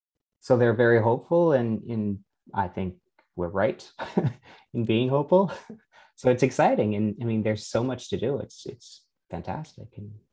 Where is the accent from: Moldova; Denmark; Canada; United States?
Canada; also born or lived in France; So I'm Canadian and French. I'm both. Raised in both languages at the same time, which makes your life much easier.